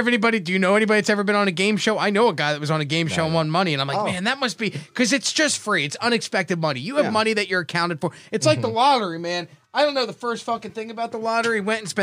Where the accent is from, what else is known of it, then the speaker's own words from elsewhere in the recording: Atlantic City, New Jersey, United States; I grew up in Atlantic City. I grew up around casinos.